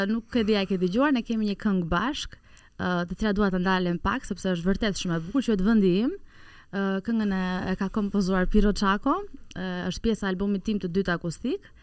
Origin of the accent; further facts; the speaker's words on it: Tirana, Tirana County, Albania; unë un kam lindur në Tiran